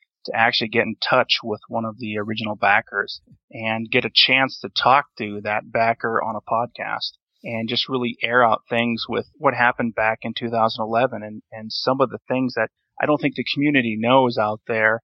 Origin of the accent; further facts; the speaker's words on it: North Dakota, United States; I was born and raised in North Dakota